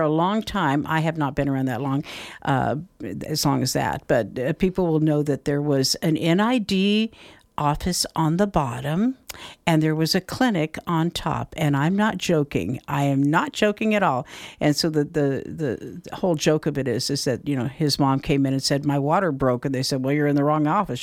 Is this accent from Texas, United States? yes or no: no; Folsom, California, United States; moved away as an adult; also born or lived in Knob Noster, Missouri; now in Grass Valley, United States; I was raised in Folsom, actually, so not that far away